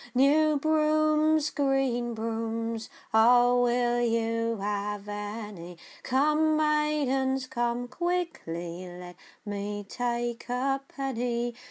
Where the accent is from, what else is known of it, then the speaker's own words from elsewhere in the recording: London, United Kingdom; we're English and we're from London, and our families go back five generations in London